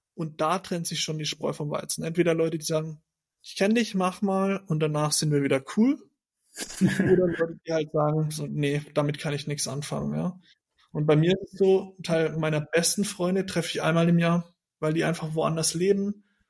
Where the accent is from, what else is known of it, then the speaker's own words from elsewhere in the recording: Germany; moved away as an adult; da zu bleiben, wo ich herkomme